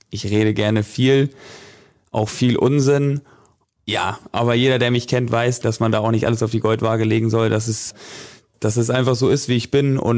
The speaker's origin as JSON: {"language": "German", "region": "Northern Germany", "country": "Germany", "tie": "born or raised there", "said": "Ich komme ja aus Norddeutschland, da wächst man mit dem Angeln irgendwie so ein bisschen auf"}